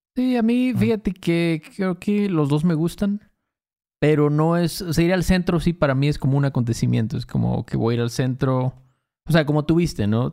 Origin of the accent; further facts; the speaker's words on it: Veracruz, Mexico; Cuando éramos morros en Veracruz